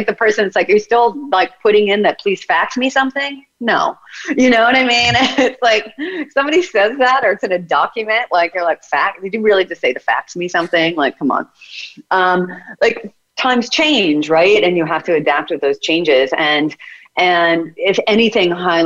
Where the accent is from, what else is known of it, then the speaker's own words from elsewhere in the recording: United States; I'm American